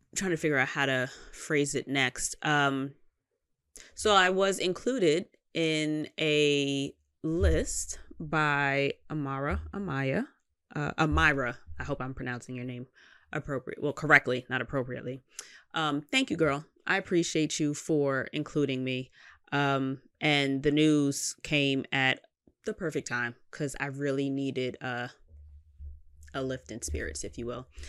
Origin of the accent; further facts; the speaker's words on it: New York, United States; I'm from New York